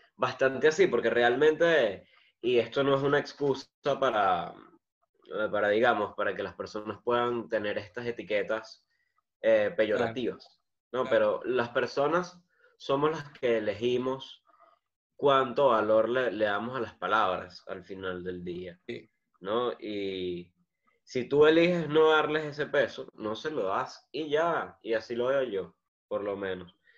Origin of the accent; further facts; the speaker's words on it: Venezuela; yo soy venezolano